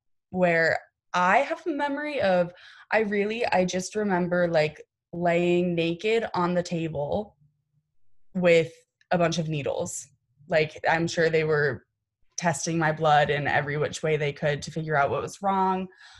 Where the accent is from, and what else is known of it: Massachusetts, United States; born or raised there; also born or lived in Oklahoma